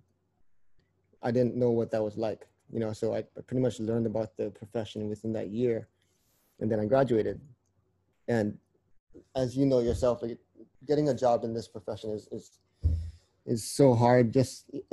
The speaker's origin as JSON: {"language": "English", "region": "Hawaii", "country": "United States", "tie": "born or raised there", "moved": "as an adult", "lives_now": "Oregon, United States", "said": "I grew up in Hawaii. Yep, born and raised."}